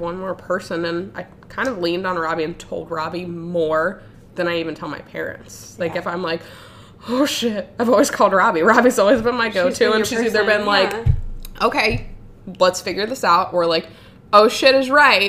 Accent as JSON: {"language": "English", "region": "Ohio", "country": "United States", "tie": "born or raised there", "also_born_or_lived": "Florida", "said": "I moved from Florida to Ohio with my mom."}